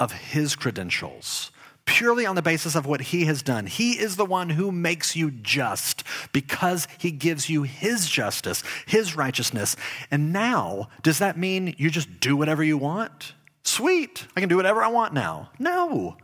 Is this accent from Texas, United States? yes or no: yes; Dallas, Texas, United States; I lived in Dallas. I grew up in Dallas, Texas.